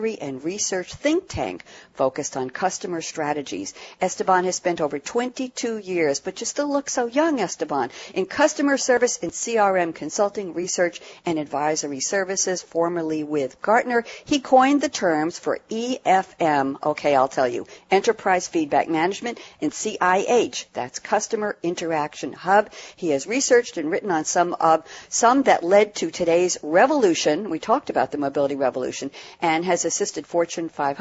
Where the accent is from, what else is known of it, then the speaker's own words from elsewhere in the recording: New York, United States; I'm from New York